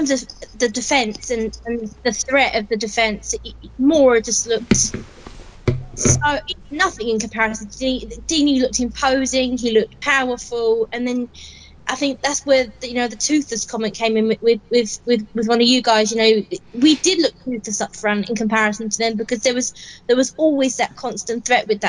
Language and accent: English; Watford, East of England, United Kingdom; Watford's my hometown